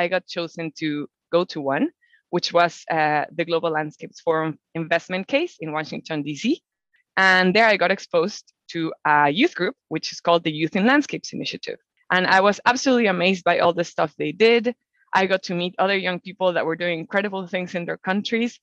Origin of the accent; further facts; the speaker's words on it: Mexico; I'm from Mexico and I'm a biologist. I've always loved nature. So I was very lucky to grow up in a country that is one of the most biodiverse in the world.